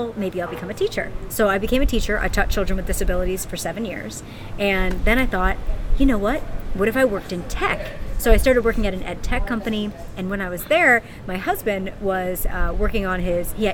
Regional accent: Pittsburgh, Pennsylvania, United States; accent: Valley girl; now in San Francisco, United States; So I'm from San Francisco right now, originally from Pittsburgh, Pennsylvania

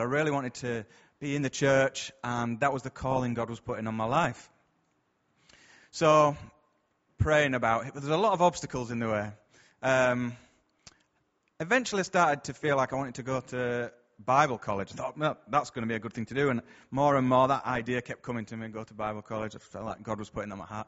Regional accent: Bradford, Yorkshire and the Humber, United Kingdom; I'm from round here, as you can probably tell from my accent

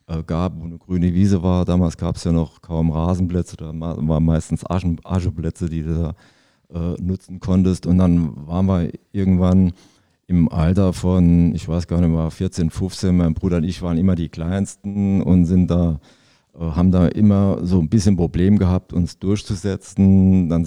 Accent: Zweibrücken, Rhineland-Palatinate, Germany; born there; der ist auch in Zweibrücken geboren wie ich, aber ich bin kein Pfälzer, ich bin eigentlich schon äh, Saarländer.

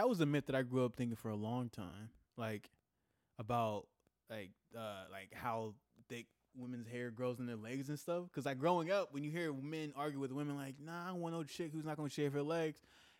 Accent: the Bay Area, California, United States; even though I'm from the Bay, not Berkeley specific.

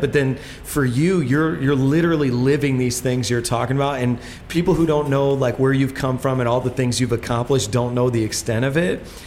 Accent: Indiana, United States; now in New York, United States; I'm from Indiana

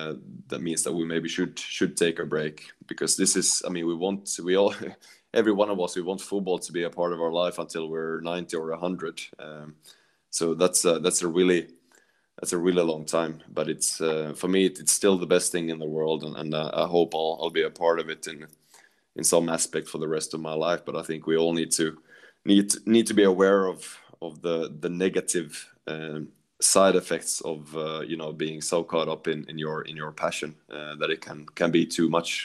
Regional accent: Sweden; also born or lived in Netherlands; because I came from Sweden and you know, that was all about organization and structure. So coming to Holland

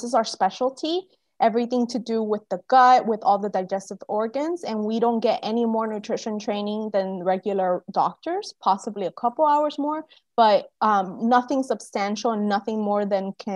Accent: Cuba; also born or lived in United States; now in Florida, United States; I'm Cuban American. I was born in Cuba

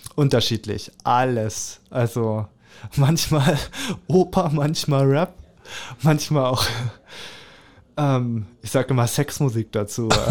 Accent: Lübbenau, Brandenburg, Germany; also born or lived in Calau; now in Cottbus, Germany; Lübbenau im Rathaus mhm. im Spreewald. Da mhm. freue ich mich auch sehr drauf, weil da bin ich ja aufgewachsen ja. im Kinderheim

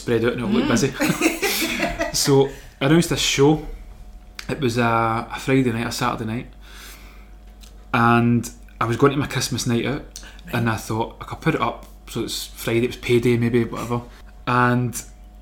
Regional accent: Glasgow, Scotland, United Kingdom; Castlemilk there where I grew up

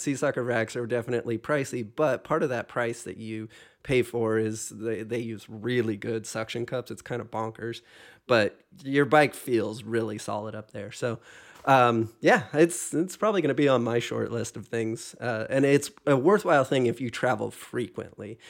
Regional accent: Hawaii, United States; moved away; also born or lived in Pacific Northwest / Illinois; I grew up in Hawaii

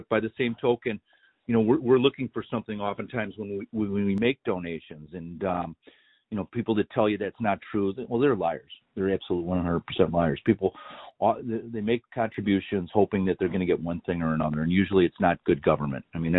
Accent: Illinois, United States; I came from Lake County, Illinois, which is renowned for wrongful convictions, better than any, better known than any other county in Illinois, maybe in America, for wrongful convictions.

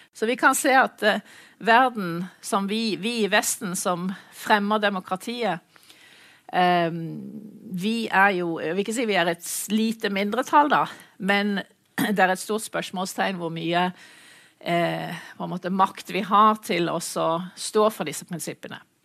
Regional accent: Mandal, Agder, Norway; moved away; jeg er mandalitt, så jeg er vant til kysten

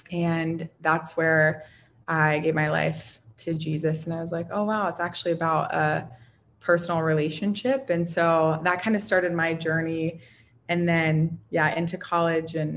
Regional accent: New Castle, Pennsylvania, United States; I am from Pennsylvania, a small little town called Newcastle. And I ended up growing up there for a period of time.

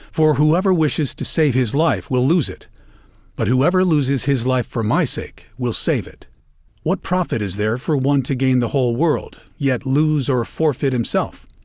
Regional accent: Cleveland, Ohio, United States; In my hometown of Cleveland, Ohio, it is one of the most hopeful signs of the changing seasons

